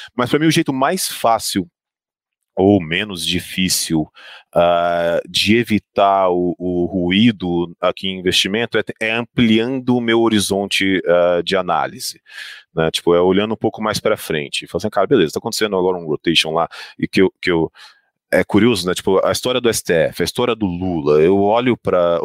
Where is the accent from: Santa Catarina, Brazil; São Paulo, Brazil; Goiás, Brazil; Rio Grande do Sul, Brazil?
Goiás, Brazil; Goiânia; Eu sou de Goiânia